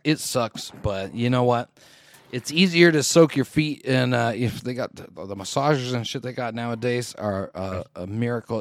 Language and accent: English; Canada; I'm a Canadian